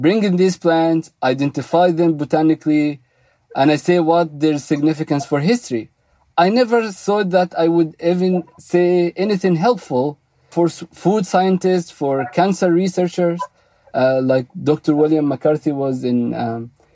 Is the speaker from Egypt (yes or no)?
yes; Egypt; also born or lived in Memphis, Tennessee, United States / Los Angeles, United States; now in United States; growing up in Egypt and coming to America, from Memphis, Egypt to Memphis, Tennessee